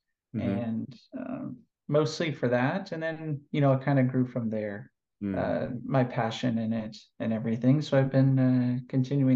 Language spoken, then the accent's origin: English; California, United States; moved away as an adult; now in Athens, Greece; currently I'm living in Athens, Greece. I'm originally from California.